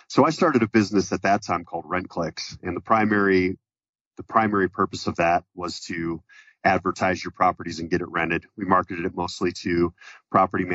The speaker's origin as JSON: {"language": "English", "region": "Colorado", "country": "United States", "tie": "born or raised there", "said": "my family business was property management growing up in Colorado in the 80s"}